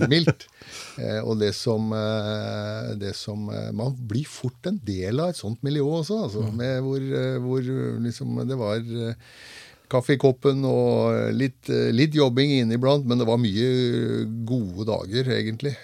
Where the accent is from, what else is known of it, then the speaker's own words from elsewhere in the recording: Svarstad, Vestfold, Norway; moved away as an adult; now in Grenland, Norway; Jeg er født og oppvokst i Lågendalen, i, eh, i, nærmere bestemt Svarstad